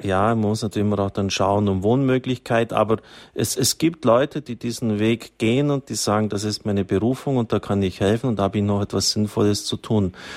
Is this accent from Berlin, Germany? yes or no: no; near Zusmarshausen, Bavaria, Germany; ganz in der Nähe meiner Heimat